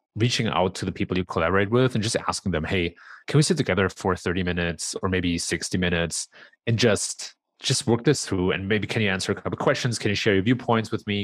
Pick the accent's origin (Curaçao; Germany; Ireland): Germany; moved away as an adult; also born or lived in San Francisco Bay Area, United States; now in Chicago, United States; I was actually born and raised in Germany